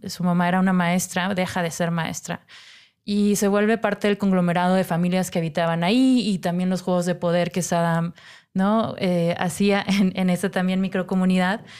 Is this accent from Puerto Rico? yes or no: no; Monterrey, Nuevo León, Mexico; moved away; yo soy de Monterrey